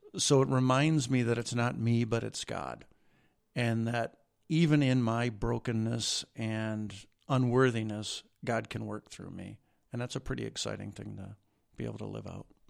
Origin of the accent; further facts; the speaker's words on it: Washington, Michigan, United States; also born or lived in Jackson, Michigan / Saint Paul, Minnesota; I grew up in a little town of Washington, Michigan, which is in northern Macomb County, about twenty-five, thirty miles north of Detroit